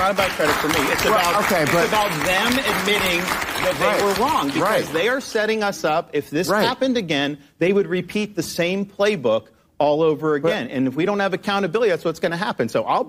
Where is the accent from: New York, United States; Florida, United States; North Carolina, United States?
Florida, United States; That wasn't true when I was kid growing up in Florida.